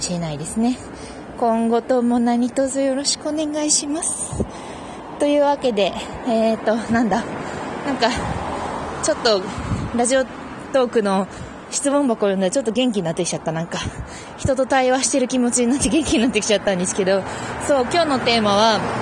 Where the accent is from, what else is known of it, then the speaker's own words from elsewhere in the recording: Fukuoka, Japan; 私もね、福岡出身なんですよ。